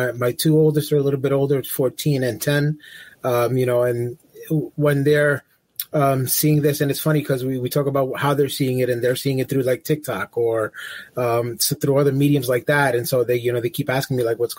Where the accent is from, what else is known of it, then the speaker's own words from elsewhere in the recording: Bergenfield, New Jersey, United States; my hometown in Bergenfield.